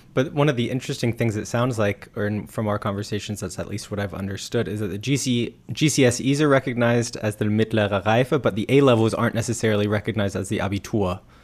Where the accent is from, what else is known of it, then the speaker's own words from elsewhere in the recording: United States; being an American